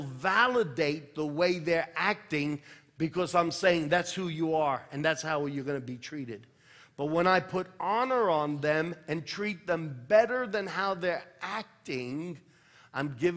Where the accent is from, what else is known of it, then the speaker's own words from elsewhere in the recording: United States; I am an American